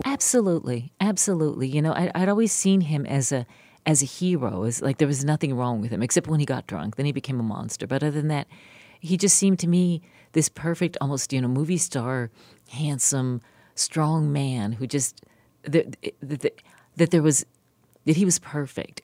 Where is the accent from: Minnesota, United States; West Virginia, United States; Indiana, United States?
West Virginia, United States; moved away; my family or anyone I grew up with in West Virginia